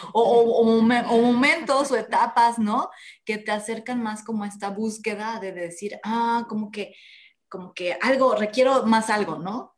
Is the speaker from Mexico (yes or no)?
yes; Mexico; como católicos, latinos, mexicanos